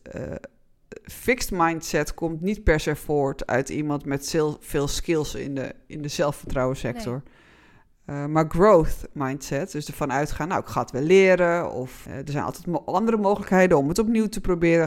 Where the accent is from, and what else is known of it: Netherlands